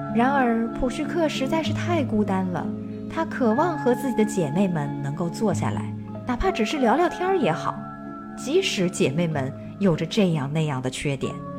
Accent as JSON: {"language": "Chinese", "country": "China", "said": "我们中国人呢，通常管它们叫做北斗七星"}